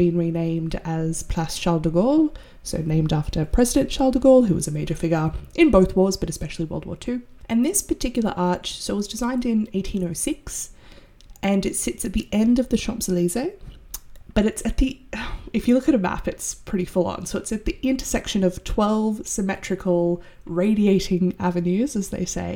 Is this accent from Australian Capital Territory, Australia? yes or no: no; Sydney, New South Wales, Australia; I'm from Sydney, which is very much a city that expanded with little foresight